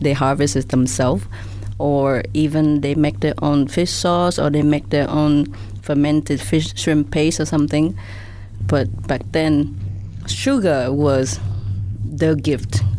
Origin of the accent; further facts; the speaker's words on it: Vietnam; now in Singapore; growing up in Vietnam at the time